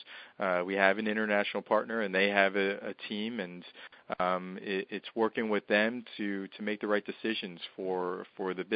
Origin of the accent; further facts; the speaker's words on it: New Jersey, United States; I'm from North Jersey